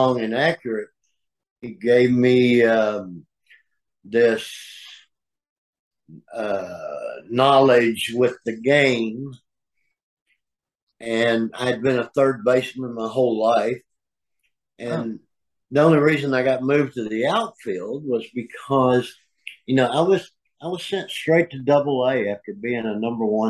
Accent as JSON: {"language": "English", "town": "Channelview", "region": "Texas", "country": "United States", "tie": "born or raised there", "said": "Growing up in Channelview, I lost my father when I was 6 years old"}